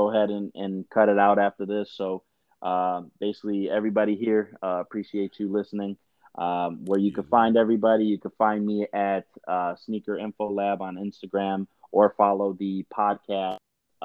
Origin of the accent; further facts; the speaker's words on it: Chicago, Illinois, United States; I'm from Chicago and the Southwest suburbs.